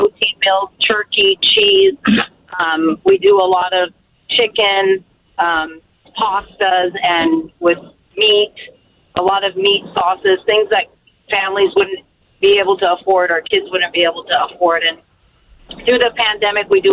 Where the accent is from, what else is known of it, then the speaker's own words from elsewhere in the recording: Portland, Oregon, United States; I was born and raised in Portland, Oregon